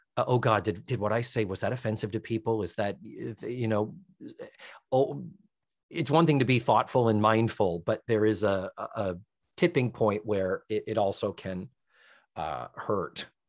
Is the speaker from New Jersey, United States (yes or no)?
no; Brockton, Massachusetts, United States; moved away; They're up in Brockton. They're still up in my hometown